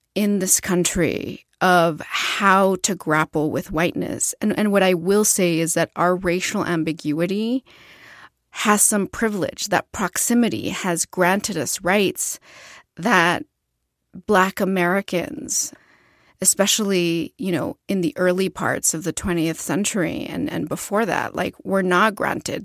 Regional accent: Ciudad Juárez, Chihuahua, Mexico; moved away; I was born in Ciudad Juárez, Chihuahua del Norte

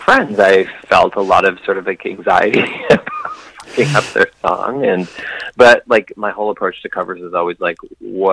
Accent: Edmonton, Alberta, Canada; born or raised there; now in Toronto, Canada

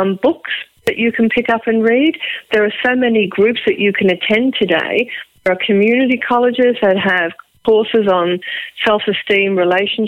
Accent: Liverpool, North West England, United Kingdom; accent: Liverpool; now in Australia; my Liverpool accent

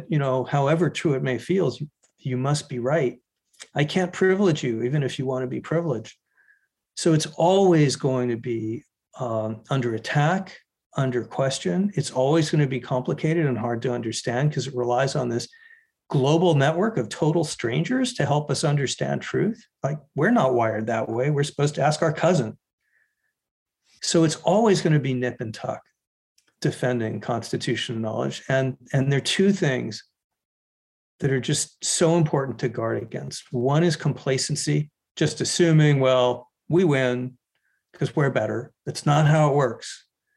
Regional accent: Arizona, United States; My home state, Arizona

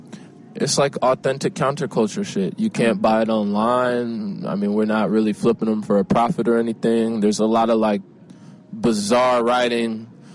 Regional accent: Chicago, Illinois, United States; my hometown, Chicago, is, like, always...

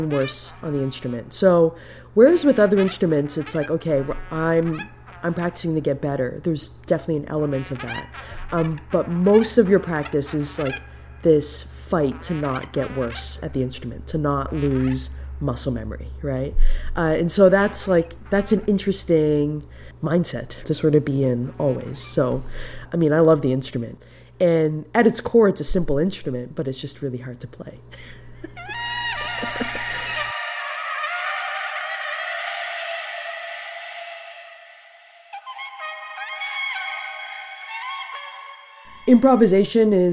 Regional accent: Toronto, Ontario, Canada; now in New Brunswick, Canada; I was born and raised in Toronto, grew up in Scarborough.

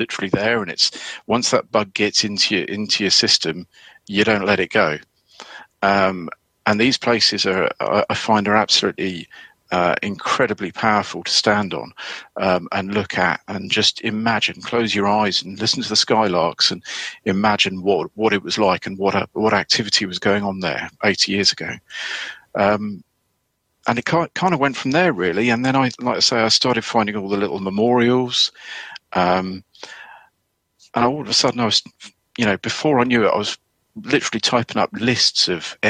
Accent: Sussex, South East England, United Kingdom; moved away as an adult; also born or lived in Norfolk-Suffolk border; I grew up in Sussex, in the southeast of England

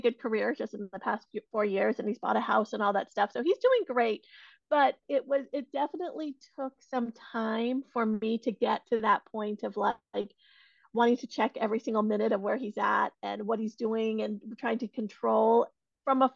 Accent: Silicon Valley, California, United States; I have been born and raised in the Silicon Valley, California, and really grew up around a lot of tech.

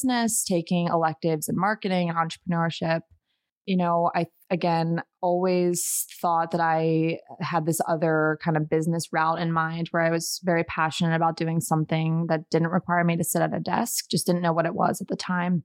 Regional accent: Montgomery County, Maryland, United States; now in Denver, United States; I grew up in the Washington, D.C. suburbs. So the Montgomery County, Maryland, about 25 miles outside of the city

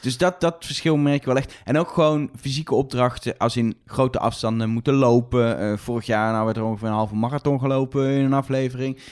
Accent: Netherlands

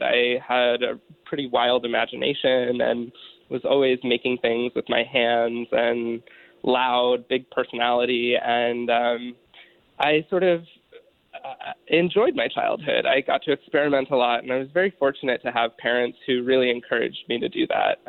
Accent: Pennsylvania, United States; growing up in Pennsylvania and having just you know responsible family

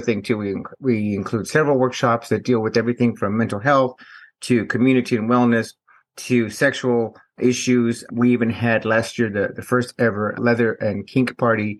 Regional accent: Houston, Texas, United States; I'm from Houston, Texas

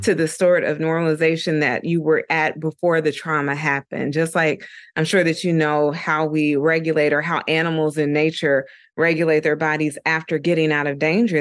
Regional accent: Dayton, Ohio, United States; moved away as an adult; also born or lived in Atlanta, Georgia; now in New York, United States; I'm originally from Dayton, Ohio, and I moved to Atlanta, Georgia when I was eighteen years old

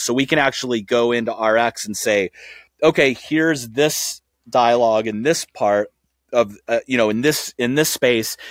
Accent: outside of Saint Louis, Missouri, United States; I grew up outside of Saint Louis

